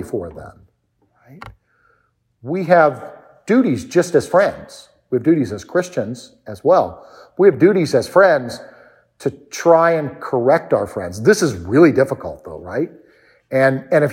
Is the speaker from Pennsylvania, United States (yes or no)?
no; D.C., District of Columbia, United States; I grew up outside of Washington, D.C.